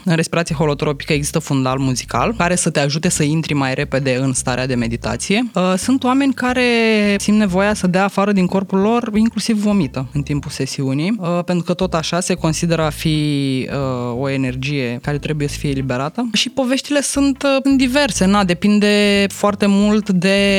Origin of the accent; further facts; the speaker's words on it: Romania; noi ca români